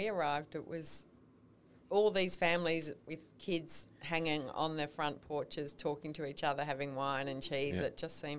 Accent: Melbourne, Victoria, Australia; Okay. Well, I grew up in Melbourne.

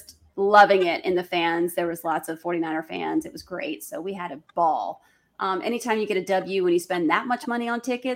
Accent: Tampa, Florida, United States; I'm from Tampa

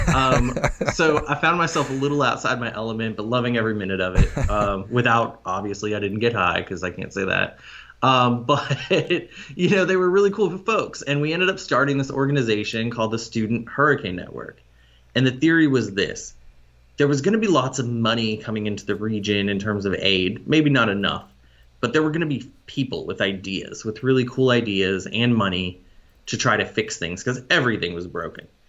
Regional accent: Arlington, Texas, United States; moved away; also born or lived in Boston; I'm from Arlington, Texas.

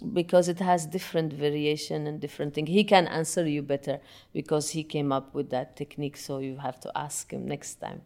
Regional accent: Yemen; moved away; I'm originally from Yemen

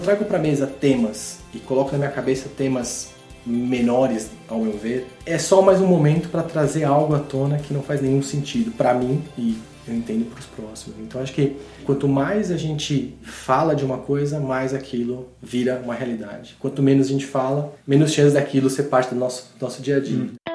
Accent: Brazil; a gente como brasileiro

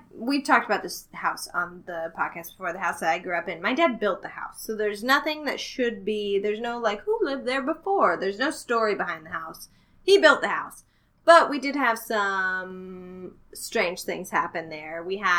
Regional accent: Midwest, United States; I'm from the Midwest, / close to the South, so we have giant freezers in the basement full of meat.

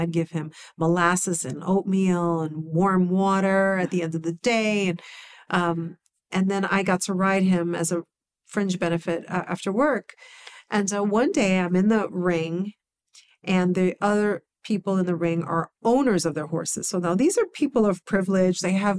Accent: New York, United States; And I grew up in the Bronx.

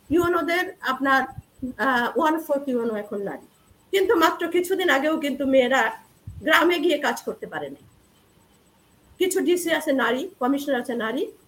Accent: Narail, Khulna Division, Bangladesh; moved away; also born or lived in Jessore / Dhaka; আমি একটা মহকুমা শহরে আমার জন্ম নড়াইল এবং ওখানে আমি বেড়ে উঠেছি

